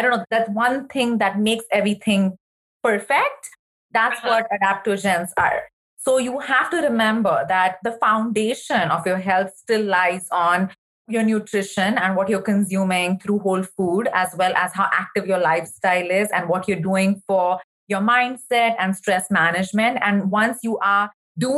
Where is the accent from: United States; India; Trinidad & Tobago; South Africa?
India; moved away; I remember even growing up in India